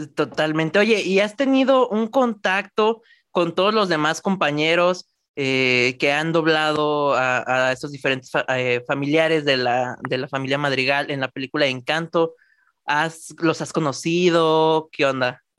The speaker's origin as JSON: {"language": "Spanish", "country": "Mexico", "said": "de mi país, orgullosamente mexicano"}